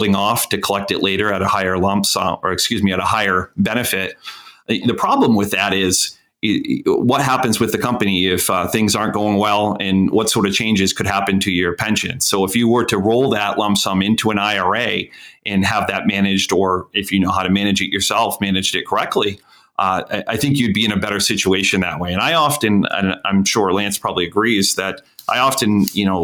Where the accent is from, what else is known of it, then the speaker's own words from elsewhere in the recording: Portland, Maine, United States; I grew up in Portland area. Went to Bonnie Eagle. And so I'm a southern Maine guy